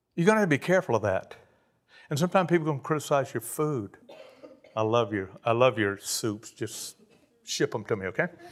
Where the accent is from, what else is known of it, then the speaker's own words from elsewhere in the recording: Cajun, Louisiana, United States; I'm a Cajun